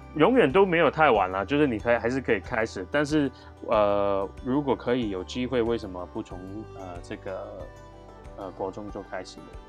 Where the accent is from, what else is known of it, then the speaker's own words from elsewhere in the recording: Hong Kong; moved away as an adult; also born or lived in Canada / United States / Japan; now in Taiwan; 我来自香港